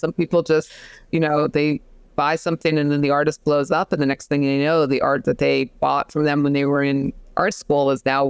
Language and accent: English; Manhattan, New York, United States; in the time that I was growing up in Manhattan, it was an area of Manhattan that had a lot of large loft spaces